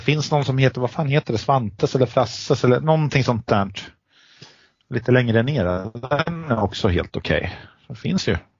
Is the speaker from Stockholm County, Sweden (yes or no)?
no; Eskilstuna, Södermanland, Sweden; vi är från Eskilstuna